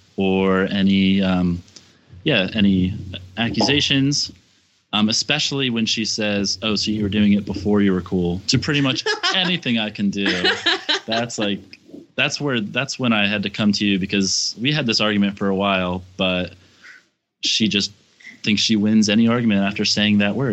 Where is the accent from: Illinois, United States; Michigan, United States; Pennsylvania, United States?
Pennsylvania, United States; I'm from Pennsylvania.